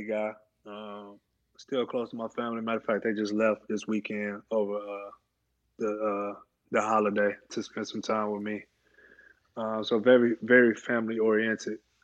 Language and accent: English; Alabama, United States; moved away as an adult; also born or lived in Indiana; I'm 10 minutes from the University of Alabama, and you know, it is football country